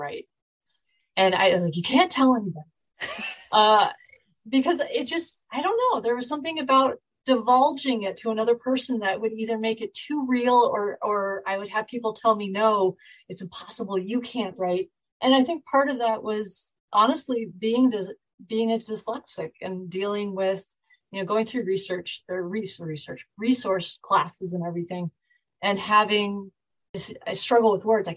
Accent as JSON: {"language": "English", "area": "Bay Area", "region": "California", "country": "United States", "tie": "born or raised there", "also_born_or_lived": "Michigan", "moved": "as an adult", "said": "I'm actually originally from the Bay Area down in California. So I grew up there"}